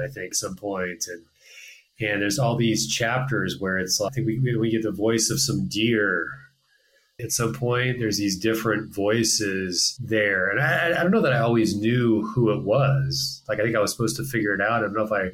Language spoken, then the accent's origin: English; Pacific Northwest, United States; I'm from the Pacific Northwest